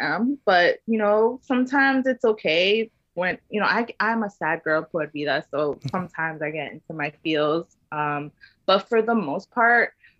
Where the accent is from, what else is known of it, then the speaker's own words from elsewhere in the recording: Philippines; Yes, I'm Filipino, and my favorite dish from my dad is called kare kare